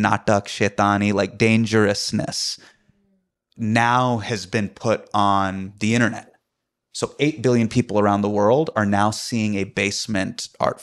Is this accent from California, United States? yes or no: yes; Davis, California, United States; also born or lived in Sacramento, California; I grew up in Davis. I grew up in Sacramento